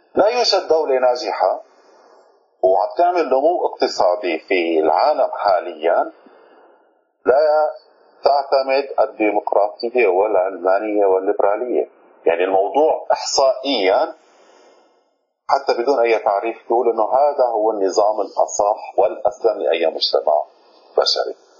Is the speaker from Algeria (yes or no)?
no; Syria; عندنا في سوريا